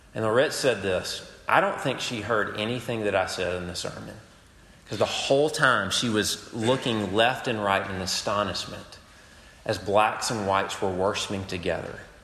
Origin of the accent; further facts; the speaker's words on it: United States; I, I love being American